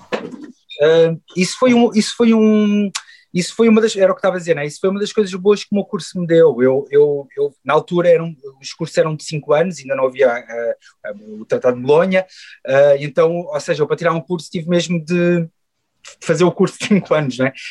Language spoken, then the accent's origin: Portuguese; Queluz, Lisbon, Portugal; also born or lived in Chaves; cresci em Queluz, no Montabrão, ali na linha de Sintra